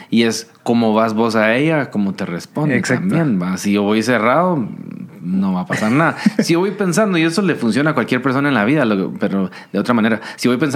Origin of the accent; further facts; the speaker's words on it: Guatemala; Yo salí de Guate porque a mí no me creían que yo era de Guate.